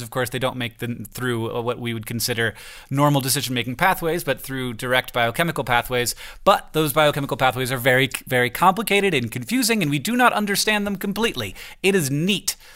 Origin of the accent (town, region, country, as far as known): Florida, United States; born or raised there; moved away